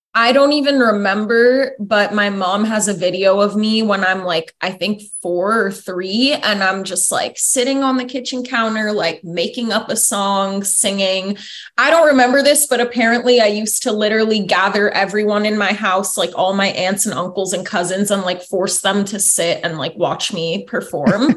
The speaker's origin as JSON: {"language": "English", "town": "Foster City", "region": "California", "country": "United States", "tie": "born or raised there", "also_born_or_lived": "Pleasanton / Danville", "said": "I was born in Foster City and then I grew up around Foster City, San Mateo, like all around the peninsula"}